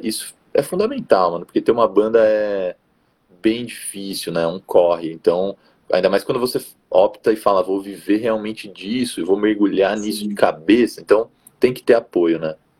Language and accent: Portuguese; Jundiaí, São Paulo, Brazil; also born or lived in Rio Claro; Eu sou aqui de Jundiaí, interior de São Paulo